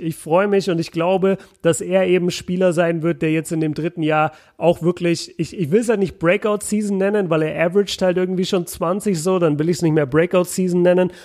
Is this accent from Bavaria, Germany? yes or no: yes; Nuremberg, Bavaria, Germany; bei uns in Nürnberg sagt man kupft wie Duft.